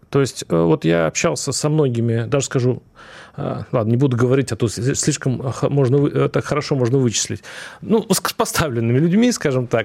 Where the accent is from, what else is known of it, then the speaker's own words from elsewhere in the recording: North Kazakhstan Region, Kazakhstan; born there; я, кстати, родился в Северном